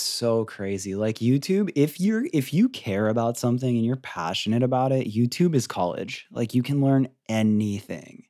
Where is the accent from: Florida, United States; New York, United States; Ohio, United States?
Florida, United States; now in California, United States; I grew up in Florida and I was always just like up until I moved to California, I was in Florida